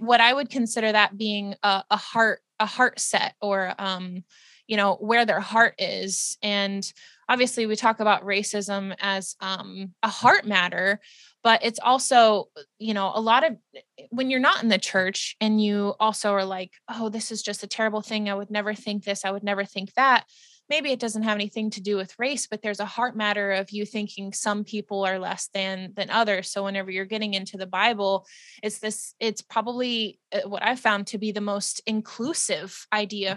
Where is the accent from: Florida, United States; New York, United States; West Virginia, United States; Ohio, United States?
West Virginia, United States; I grew up in West Virginia